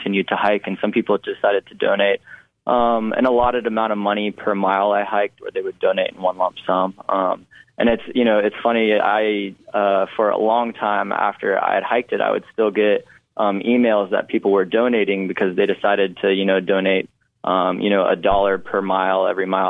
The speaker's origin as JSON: {"language": "English", "region": "Western North Carolina", "country": "United States", "tie": "born or raised there", "said": "growing up in Western North Carolina for so long"}